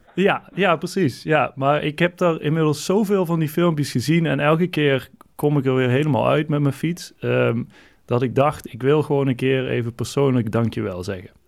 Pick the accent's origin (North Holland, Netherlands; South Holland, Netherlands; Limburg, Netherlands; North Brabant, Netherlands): North Brabant, Netherlands; accent: soft G; now in Eindhoven, Netherlands; ik woon in, in Brabant. Ah ja. Inderdaad, in Eindhoven